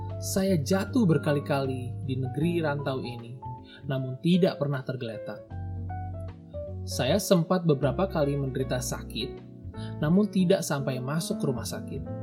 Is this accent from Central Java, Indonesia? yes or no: yes; a small town in Central Java, Indonesia; moved away as an adult; also born or lived in Depok, West Java / Buffalo, New York, United States; Saya sudah hidup merantau semenjak lulus SMA di suatu kota kecil di Jawa Tengah